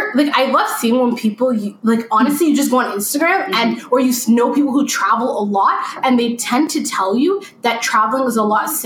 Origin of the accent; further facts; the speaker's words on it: Ottawa, Ontario, Canada; accent: Canadian; we're from Ottawa, Canada, and Ottawa for short is called OT. At least we like to think it's called that. It's called OT. And then as well, we're Somali.